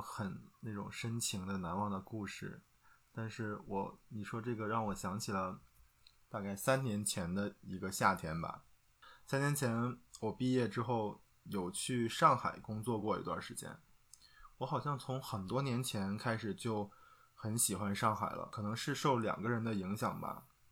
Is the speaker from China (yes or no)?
yes; Northeast China, China; now in Xi'an, China; 虽然我们家在遥远的东北，但是呢，我们是一个美丽的海滨城市